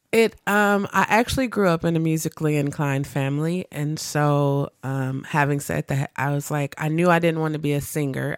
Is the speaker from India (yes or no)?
no; Milwaukee, Wisconsin, United States; I am from Milwaukee. I grew up on the north side, like the north, north side.